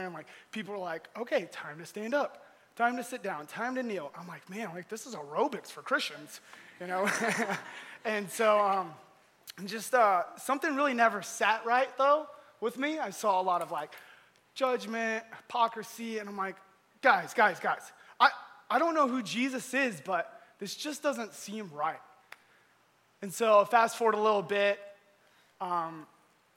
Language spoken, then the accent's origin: English; Georgia, United States; moved away; also born or lived in Iowa; I grew up in Georgia